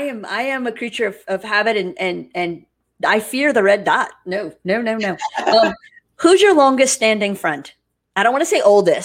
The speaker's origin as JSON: {"language": "English", "region": "Louisiana", "country": "United States", "said": "I'm from Louisiana"}